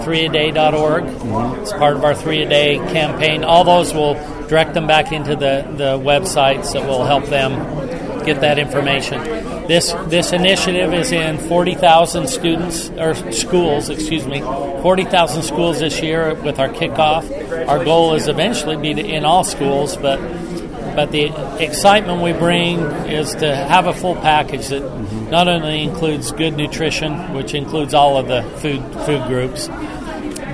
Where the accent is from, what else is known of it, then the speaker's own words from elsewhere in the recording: Midway, Utah, United States; I'm from Midway, Utah